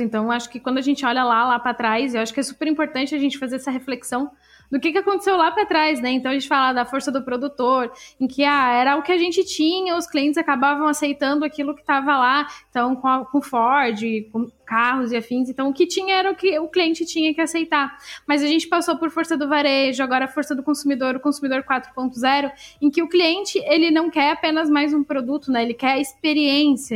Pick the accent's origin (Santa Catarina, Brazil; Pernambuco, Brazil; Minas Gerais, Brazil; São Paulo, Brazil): Santa Catarina, Brazil; also born or lived in Florianópolis / Blumenau / Piçarras; eu sou aqui de Santa Catarina, eu morei em algumas cidades aqui em Santa Catarina